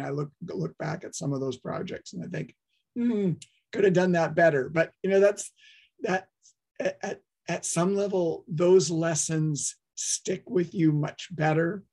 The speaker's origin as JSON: {"language": "English", "town": "Toronto", "region": "Ontario", "country": "Canada", "tie": "born or raised there", "also_born_or_lived": "Waterloo, Canada / upstate New York, United States", "moved": "as an adult", "lives_now": "Vancouver, Canada", "said": "I grew up in Toronto, did my engineering studies at Waterloo"}